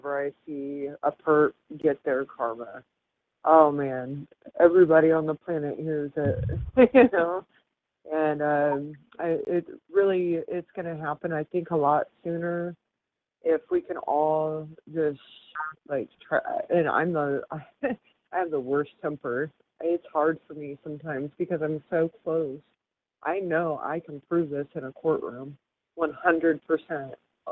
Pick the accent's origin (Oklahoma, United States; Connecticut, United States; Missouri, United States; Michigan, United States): Missouri, United States; Lake of the Ozarks; moved away; also born or lived in Florida; I grew up in Lake of the Ozarks, Missouri, as a teenager